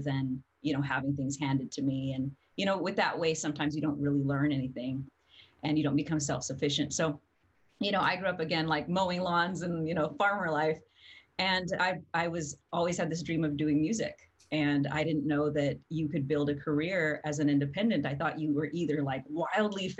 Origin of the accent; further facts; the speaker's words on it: New Mexico, United States; I come from New Mexico, and now I've been all over the world.